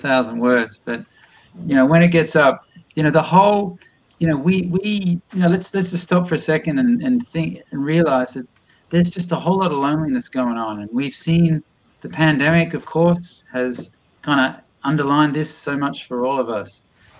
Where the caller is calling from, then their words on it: Boston, Massachusetts, United States; So this was an invention from France, although I'm ringing in from Boston, MA right now.